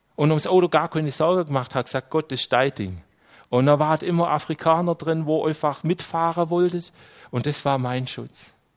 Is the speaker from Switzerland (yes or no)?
yes; Switzerland; als Schweizer